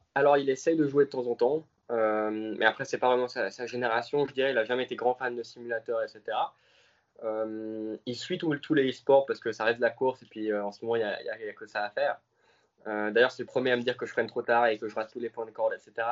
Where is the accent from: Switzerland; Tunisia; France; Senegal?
Switzerland; je suis suisse.